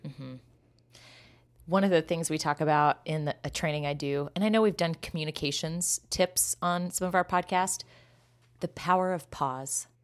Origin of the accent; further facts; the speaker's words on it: Kansas, United States; growing up in Kansas.